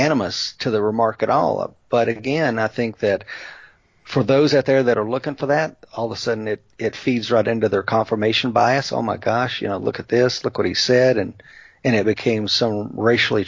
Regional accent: East Tennessee, United States; I'm from Scots-Irish folk here in East Tennessee

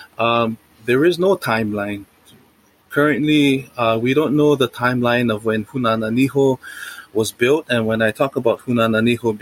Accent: Waimanalo, Hawaii, United States; I am a son of Waimanalo, the most eastern point of Oahu

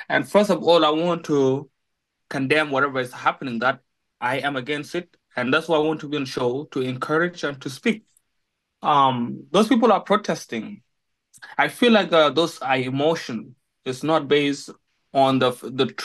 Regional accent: South Sudan; I'm from South Sudan.

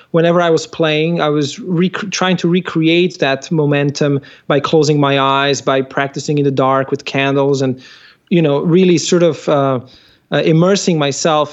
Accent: Slovenia; I come from Slovenia

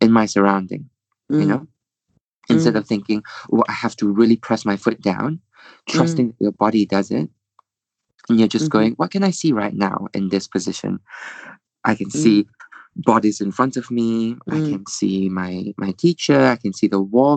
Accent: Malaysia; moved away; I'm from Malaysia, and you know they're all back home

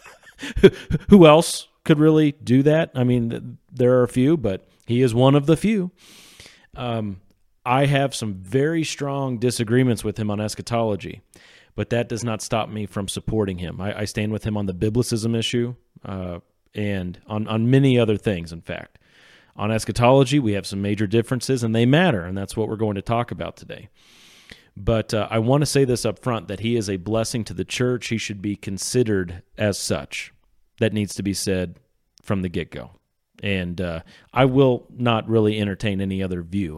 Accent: Sedalia, Missouri, United States; I'm from Sedalia, Missouri

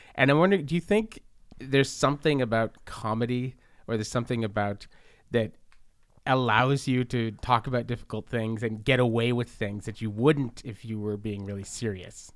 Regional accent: Montreal, Quebec, Canada; when I was a kid growing up in the Southwest in Verdun

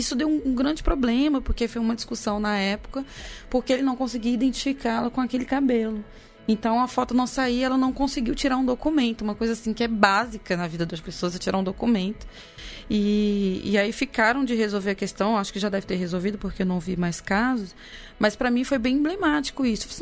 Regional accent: Cerrado, Brazil; Eu que sou nascida no Cerrado, o Cerrado é, é a nossa savana também.

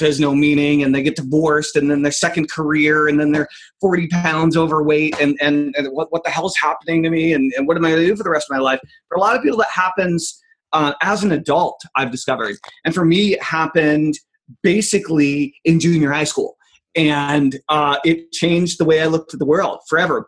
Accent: Enfield, New Hampshire, United States; I grew up in Enfield, New Hampshire, very small town.

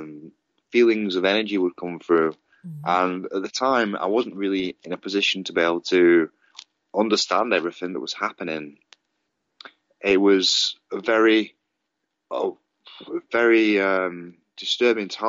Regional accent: Padiham, North West England, United Kingdom; also born or lived in Manchester, England; I grew up in England, in a small town called Padiham.

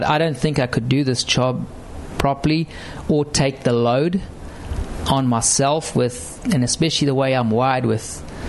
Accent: South Africa; You know, being a South African, when I first rocked up in 2000, I think it was almost Greg's last year.

